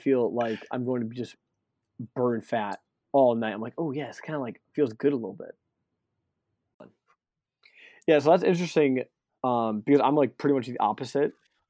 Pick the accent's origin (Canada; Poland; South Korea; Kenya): Canada; French, I'm just Canadian.